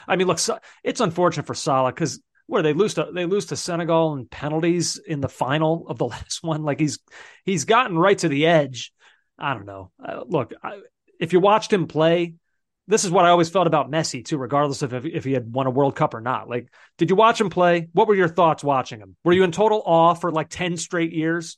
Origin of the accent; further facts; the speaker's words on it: Philadelphia, Pennsylvania, United States; now in New York area, United States; I'm from Philadelphia originally.